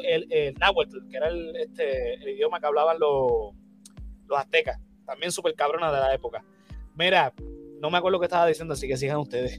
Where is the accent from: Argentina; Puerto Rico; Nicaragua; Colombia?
Puerto Rico; Bayamón; Mire que soy de Bayamón